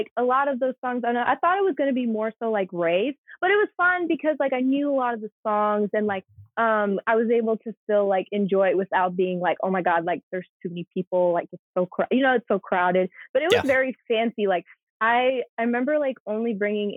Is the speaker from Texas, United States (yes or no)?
yes; Texas, United States; as a Texan